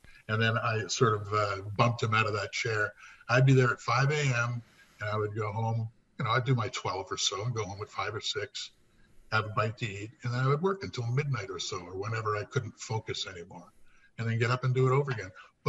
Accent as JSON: {"language": "English", "town": "Windsor", "region": "Ontario", "country": "Canada", "also_born_or_lived": "Winnipeg", "said": "And I'm from Windsor, Ontario, originally."}